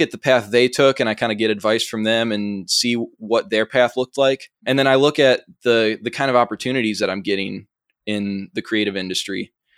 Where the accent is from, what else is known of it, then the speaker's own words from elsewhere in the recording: Chicago, Illinois, United States; accent: Chicago; I'm from the suburbs of Chicago